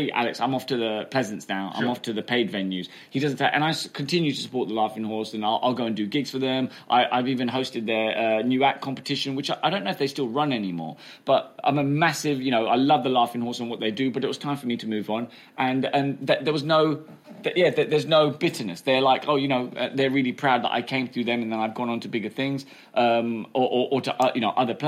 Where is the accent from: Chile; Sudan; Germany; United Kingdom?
United Kingdom; England; also born or lived in United States; I went to school there and I got picked on for being English